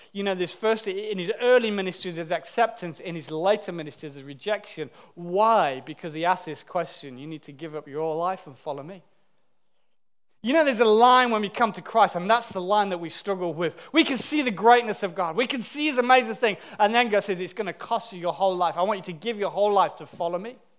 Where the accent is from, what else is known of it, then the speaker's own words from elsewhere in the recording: United Kingdom; as British people